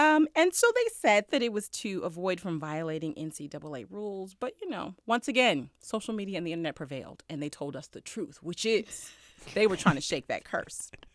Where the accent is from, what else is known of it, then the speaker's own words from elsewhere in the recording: Oakland, California, United States; my hometown of Oakland, California